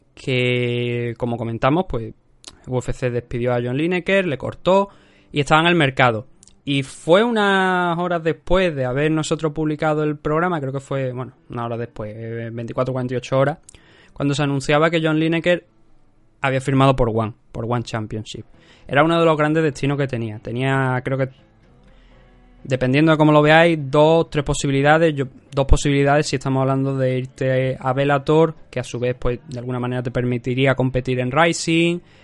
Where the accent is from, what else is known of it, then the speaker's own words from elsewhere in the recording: Cádiz, Andalusia, Spain; yo soy gaditano